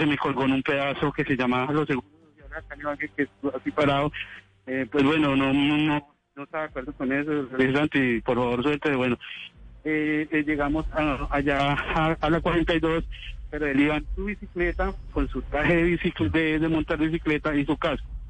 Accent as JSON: {"language": "Spanish", "region": "Tolima", "country": "Colombia", "said": "vivo acá en Ibagué, soy tolimense"}